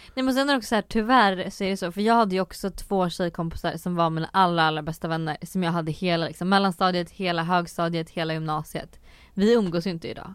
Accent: Söderköping, Östergötland, Sweden; i Norrköping då som var den här större staden för jag är från Söderköping

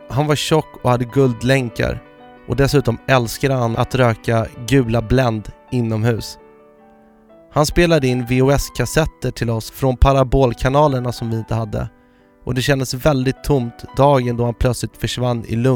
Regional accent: Malmö, Skåne, Sweden; Jag växte upp på Lindängen i Malmö och tillbringade mina första nio år på Folksholmsgatan. Världens bästa plats.

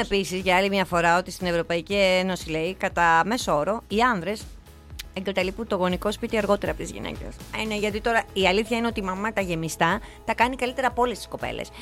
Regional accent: Arta, Epirus, Greece; στα μέρη μου, που στην Άρτα

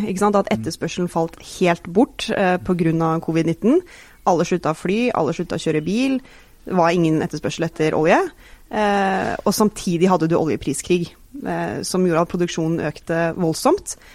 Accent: Stavanger, Rogaland, Norway; Jeg er selv fra Stavanger.

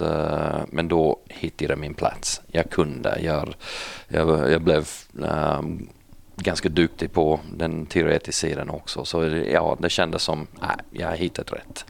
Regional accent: Lithgow, New South Wales, Australia; first language English; Swedish is a second language; moved away as an adult; also born or lived in Sydney, Australia; now in Växjö, Sweden; jag kommer från en, eh, en stad som heter Lithgow och den ligger 16 mil västerut, okay. så uppe i bergen. Aha. Där växte jag upp

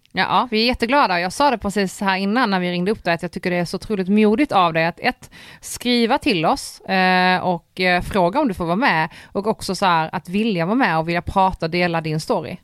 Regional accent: Poland; now in Sweden; jag är polack

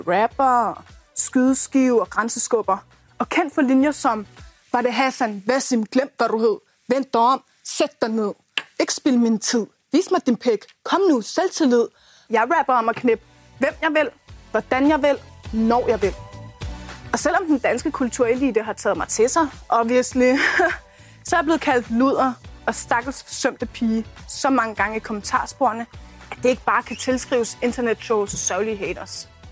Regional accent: Hundige, Zealand, Denmark; jeg kommer fra Askerød i Hundi i den sydlige del af Blæstegen

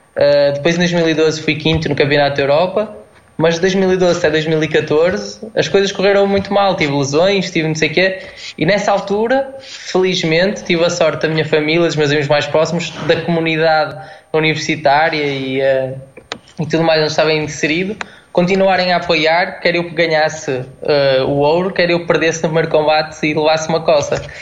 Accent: Guimarães, Norte, Portugal; eu sou de, sou de Guimarães

